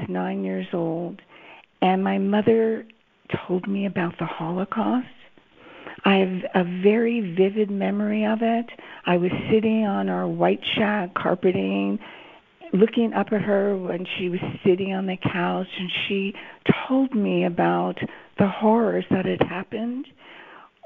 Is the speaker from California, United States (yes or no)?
yes; Los Angeles, California, United States; I grew up in Los Angeles, and next to Hollywood.